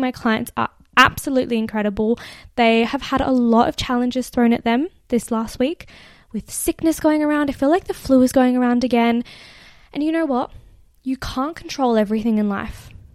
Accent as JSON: {"language": "English", "country": "Australia", "accent": "Australian", "said": "my Australian accent"}